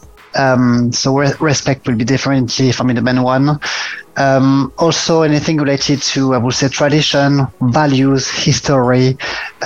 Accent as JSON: {"language": "English", "country": "France", "accent": "French", "second_language": "English", "moved": "as an adult", "lives_now": "United Kingdom", "said": "as you can tell with my slight accent, I'm French. So I've been living in the UK for the past 12 years now."}